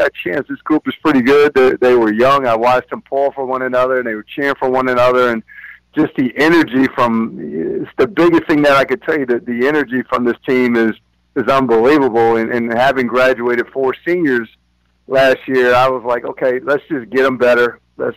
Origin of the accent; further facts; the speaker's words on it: about 20 minutes from Lawrenceville, New Jersey, United States; I'm also about 20 minutes from here is my hometown where I grew up